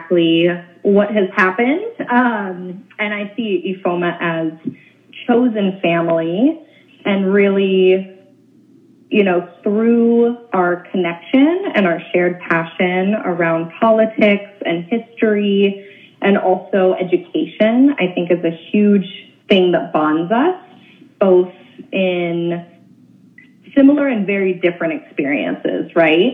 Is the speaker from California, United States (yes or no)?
yes; Oakland, California, United States; also born or lived in Olympia, Washington; I'm born and raised in Oakland, California